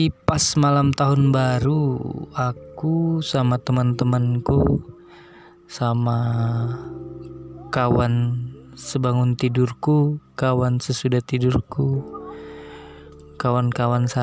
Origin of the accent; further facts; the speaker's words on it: Kalimantan, Indonesia; born there; saya percaya bahwa diri saya adalah orang mandar dan kebetulan lahir di Kalimantan dan nenek saya orang Bugis.